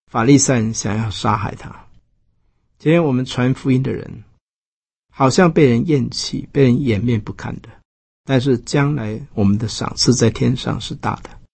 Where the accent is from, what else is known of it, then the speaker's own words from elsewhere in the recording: Taiwan; 我们台湾人做礼拜